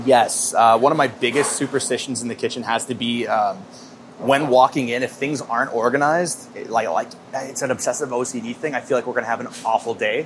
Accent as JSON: {"language": "English", "region": "Midwest", "country": "United States", "tie": "born or raised there", "said": "growing up in the Midwest"}